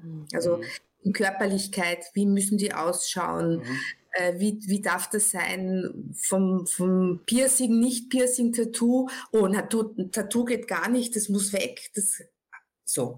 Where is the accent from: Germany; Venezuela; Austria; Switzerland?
Austria; ich bin aus Österreich, das hört man relativ schnell jetzt